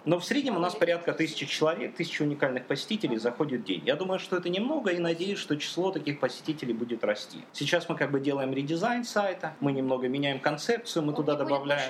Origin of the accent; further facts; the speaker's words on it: Donetsk, Donetsk Oblast, Ukraine; Я родился в Донецке, как бы и живу в Донецке